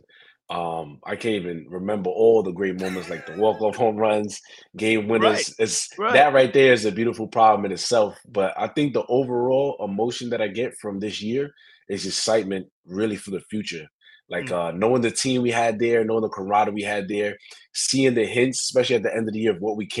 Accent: New York City, New York, United States; moved away as an adult; also born or lived in Texas / Alabama; growing up in New York, playing baseball outside

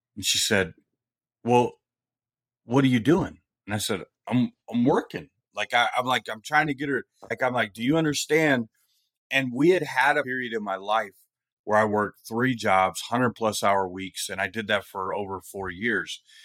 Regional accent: Bay Area, California, United States; growing up where I grew up in the Bay Area of California

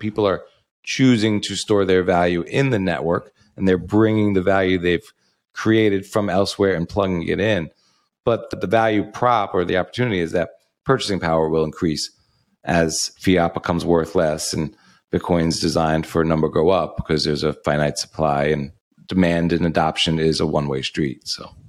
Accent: New York, United States; also born or lived in outside Chicago, Illinois; now in Sarasota, United States; I'm originally from New York, but we moved here from outside of Chicago

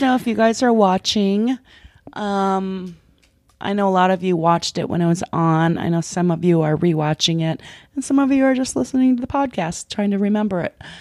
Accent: Minnesota, United States; moved away as an adult; also born or lived in Los Angeles; I come from Minnesota

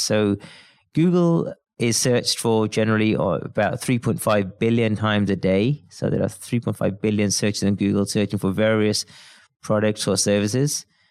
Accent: Birmingham, West Midlands, United Kingdom; I'm from Birmingham in the U K

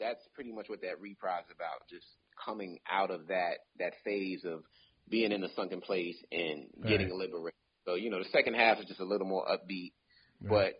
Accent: Queens, New York, United States; I was always racially profiled growing up in South Jamaica, Queens, and largely due to cars.

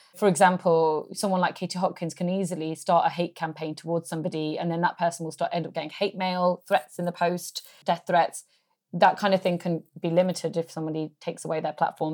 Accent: England, United Kingdom; I was born in England

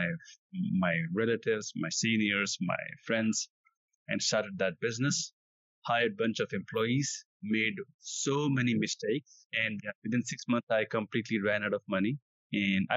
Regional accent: India; I come from India.

